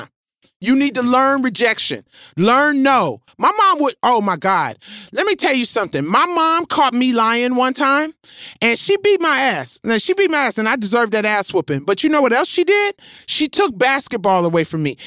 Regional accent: Memphis, Tennessee, United States; moved away; I'm from Memphis

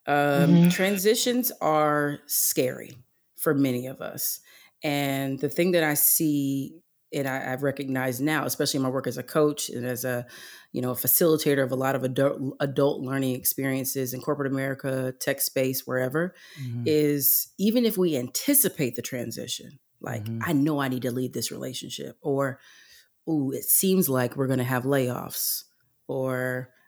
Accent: North Carolina, United States; also born or lived in Texas; Then we moved because he was taking a leap and my mom was taking a leap. And we moved to North Carolina

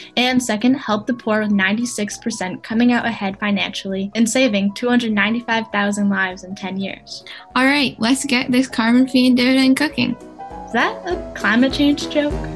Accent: Hooksett, New Hampshire, United States; from Hooks, New Hampshire.

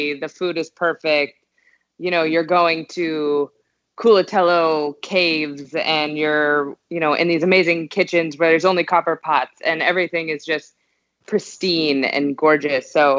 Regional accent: Southern California, United States; moved away as an adult; also born or lived in Ohio; now in Houston, United States; I grew up in Southern California and I went to college in Ohio

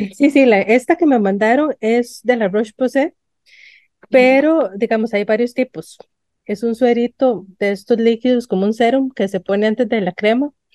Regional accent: San Ramón, Alajuela, Costa Rica; yo crecí en San Ramón de Alajuela

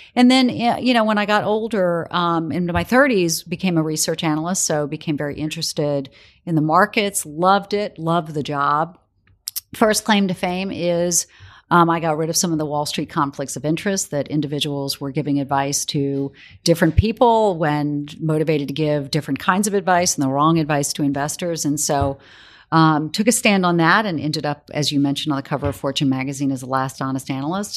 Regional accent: South Carolina, United States; moved away as an adult; now in New York, United States; I grew up in South Carolina

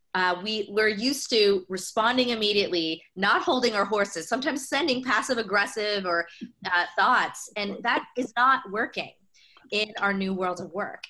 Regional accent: United States; growing up as an Indian immigrant kid mm. in the US

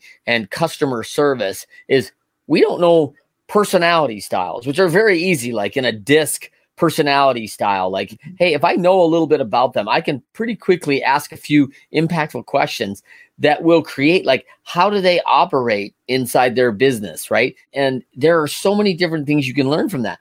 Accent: United States; as an American

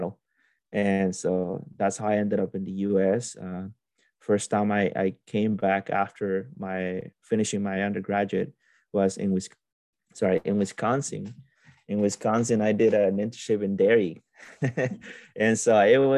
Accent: Olanchito, Yoro, Honduras; moved away as an adult; now in United States; I am originally from Honduras, from a town called Olanchito, and it's a very agricultural area. We are in the second biggest valley in the country, so there's a lot of agriculture there. We have tropical crops, banana, pineapple, mangoes, all that kind of stuff, and then we have a lot of livestock. So I grew up there.

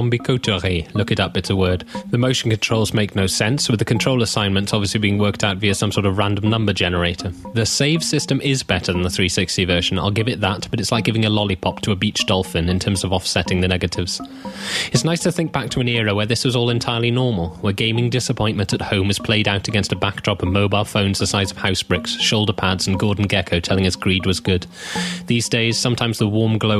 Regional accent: Aberystwyth, Wales, United Kingdom; I was born in Aberystwyth, a small town on the coast in West Wales

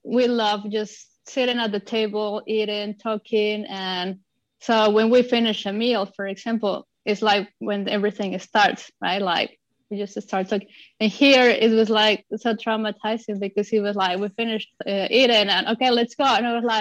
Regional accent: Mexico City, Mexico; moved away as an adult; now in Los Angeles, United States; I'm originally from Mexico City

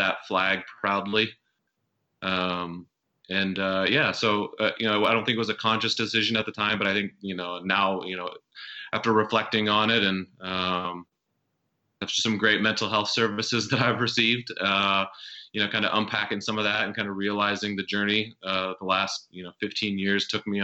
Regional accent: South Dakota, United States; moved away as an adult; also born or lived in Washington, D.C.; I grew up in South Dakota

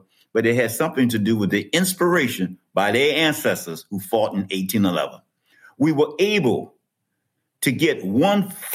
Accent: New Orleans, Louisiana, United States; I grew up in New Orleans, but my paternal ancestors were raised in St. Charles Parish and St. John the Baptist Parish

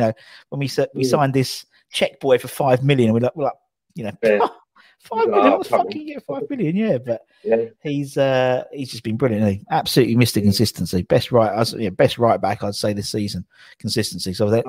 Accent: Barcelona, Catalonia, Spain; I'm from Barcelona. I know nothing.

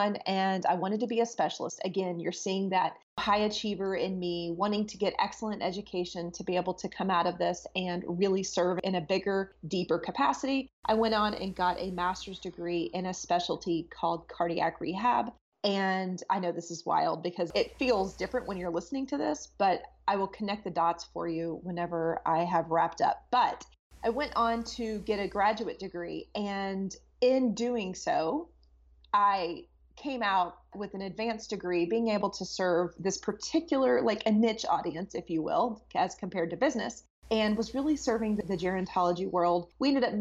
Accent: Texas, United States; moved away as an adult; I'm originally from Texas, so it was a nice place to come back home to.

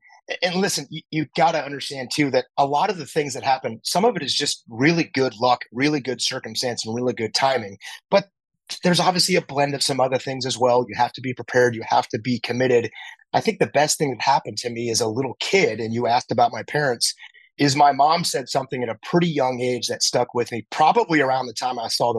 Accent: El Toro, California, United States; I grew up in Southern California in a town called El Toro, which happened to be right next to a now closed Marine base called Marine Corps Air Station El Toro.

